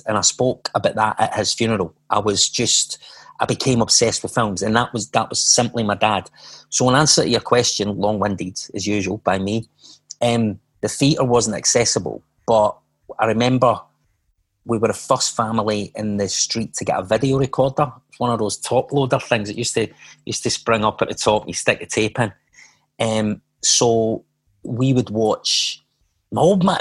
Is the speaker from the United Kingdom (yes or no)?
yes; Glasgow, Scotland, United Kingdom; I was born in Glasgow, as you can hear from my accent.